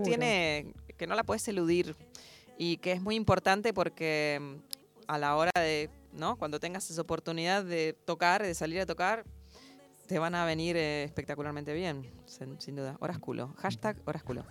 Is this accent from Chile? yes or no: no; Buenos Aires, Argentina; moved away as an adult; now in New York, United States; yo soy porteña